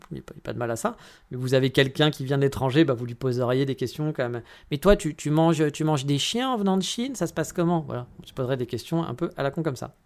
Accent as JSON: {"language": "French", "country": "France", "moved": "as an adult", "lives_now": "Kyoto, Japan", "said": "je suis français"}